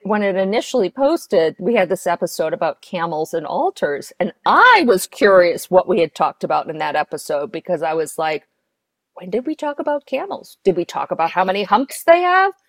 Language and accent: English; New York, United States; now in Chicago, United States; I'm from New York and now I'm in Chicago